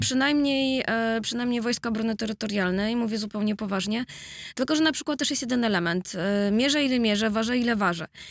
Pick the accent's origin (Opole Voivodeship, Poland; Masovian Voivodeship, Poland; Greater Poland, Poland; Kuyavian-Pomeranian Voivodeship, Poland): Masovian Voivodeship, Poland; Warsaw; jestem z Grochowa